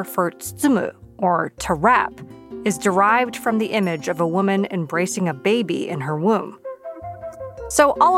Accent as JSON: {"language": "English", "country": "Japan", "moved": "yes", "said": "you probably know that I'm from Japan"}